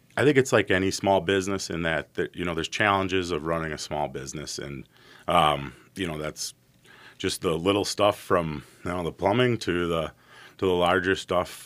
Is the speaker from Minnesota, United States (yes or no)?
yes; White Bear Lake, Minnesota, United States; also born or lived in St. Paul, Minnesota; I was born in St. Paul, raised in White Bear Lake, Minnesota